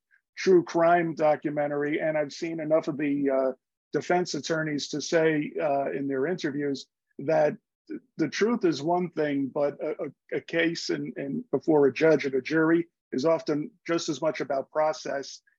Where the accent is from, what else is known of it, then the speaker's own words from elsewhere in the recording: New York City, New York, United States; I grew up in New York City and lived there my whole life